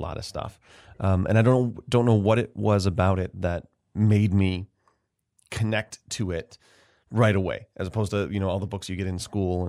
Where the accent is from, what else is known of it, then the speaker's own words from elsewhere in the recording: Rochester, New York, United States; also born or lived in Atlanta; So I'm originally from Rochester. I've been back here 11 years now. I was away for about 11 years in New York City and Atlanta and in grad school